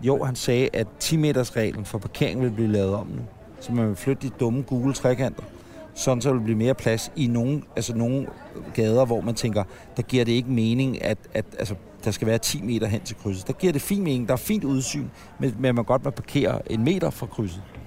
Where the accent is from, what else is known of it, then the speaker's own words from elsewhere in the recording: Ølstykke, Capital Region of Denmark, Denmark; jeg er fra Ølstykke